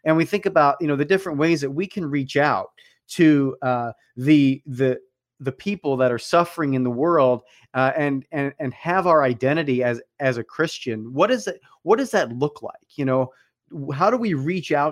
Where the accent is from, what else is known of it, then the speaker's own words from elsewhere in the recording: Paoli, Pennsylvania, United States; I grew up in the Philadelphia area as well